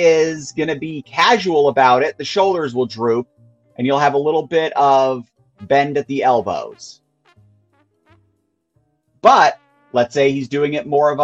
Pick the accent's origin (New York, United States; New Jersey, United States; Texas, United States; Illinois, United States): New York, United States; I am from New York